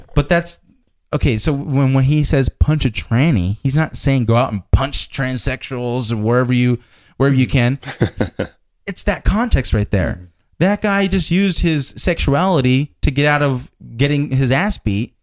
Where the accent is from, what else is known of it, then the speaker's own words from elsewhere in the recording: United States; I'm glad I was born in America.